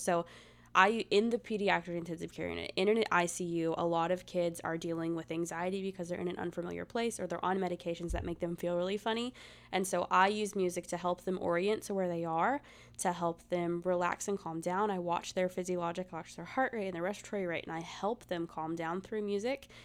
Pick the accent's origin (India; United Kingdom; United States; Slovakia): United States; the South; I'm from the South